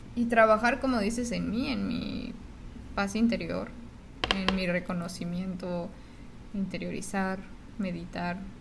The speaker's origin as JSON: {"language": "Spanish", "country": "Mexico", "moved": "as an adult", "lives_now": "United States", "said": "soy mexicana"}